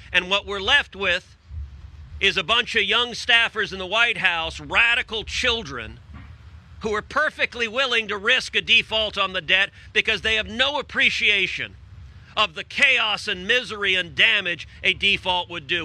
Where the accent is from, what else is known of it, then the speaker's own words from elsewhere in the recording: Texas, United States; I'm from Texas